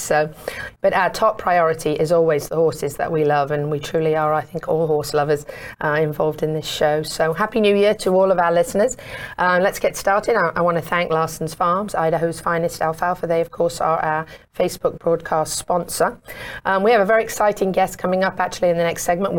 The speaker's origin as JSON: {"language": "English", "region": "England", "country": "United Kingdom", "moved": "yes", "lives_now": "Florida, United States", "said": "I'm from England and I've been here for over 20 years"}